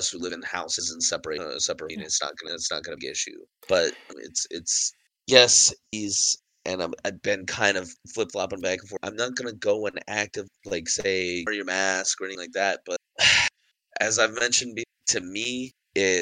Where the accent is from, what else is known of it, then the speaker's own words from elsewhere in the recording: United States; We as the American people